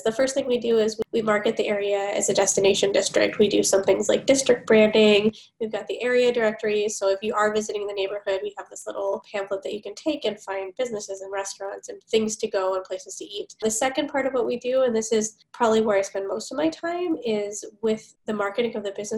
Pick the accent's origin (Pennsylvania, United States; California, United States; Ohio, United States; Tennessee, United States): California, United States; Los Angeles; now in Minnesota, United States; I grew up in Los Angeles